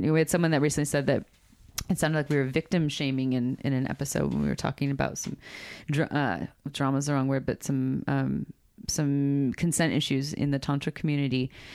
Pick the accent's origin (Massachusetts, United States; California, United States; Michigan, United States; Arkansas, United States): California, United States; Santa Cruz; We grew up in Santa Cruz